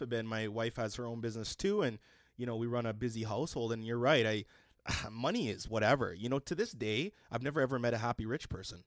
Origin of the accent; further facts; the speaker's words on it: Edmonton, Alberta, Canada; I grew up in Mill Woods